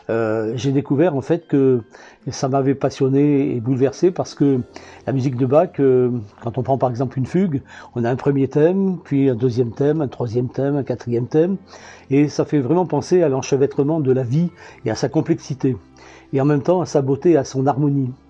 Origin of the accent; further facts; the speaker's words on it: Antibes, Provence-Alpes-Côte d'Azur, France; quand je suis originaire d'Antibes, euh, il y a un festival de jazz à jean lépin